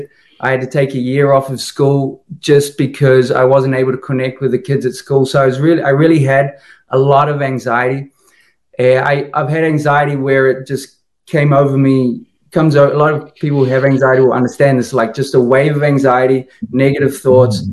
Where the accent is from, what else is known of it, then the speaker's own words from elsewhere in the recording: New Zealand; now in Lisbon, Portugal; I'm from New Zealand, originally from New Zealand